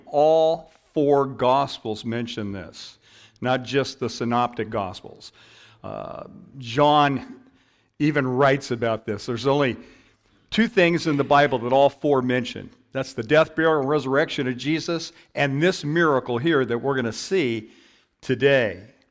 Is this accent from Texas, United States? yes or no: no; Downey, California, United States; I grew up in Downey, and a church down the street actually had bingo night